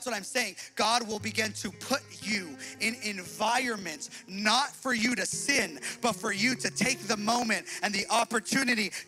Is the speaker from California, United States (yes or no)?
yes; Los Angeles, California, United States; I grew up in Hispanic East